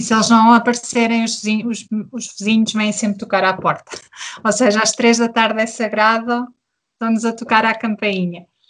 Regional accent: Portugal; moved away as an adult; also born or lived in Germany; now in Berlin, Germany; Eu sou portuguesa e o meu marido é camaronês

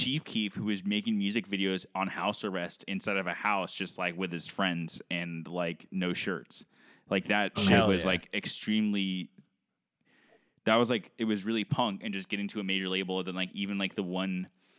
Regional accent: California, United States; Well, maybe because I'm from California and listen to having like a soft spot for California punk

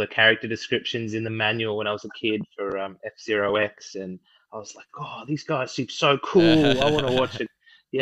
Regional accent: Australia; we missed out in Australia

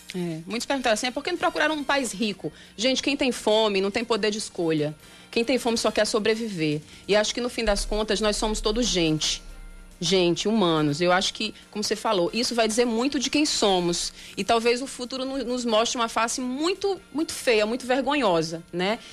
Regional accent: Brazil; como brasileiro nós somos sul-americanos também

